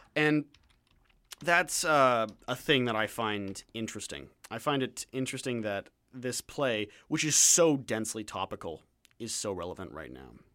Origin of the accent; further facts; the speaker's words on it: London, Ontario, Canada; now in Vancouver, Canada; I come from London, Ontario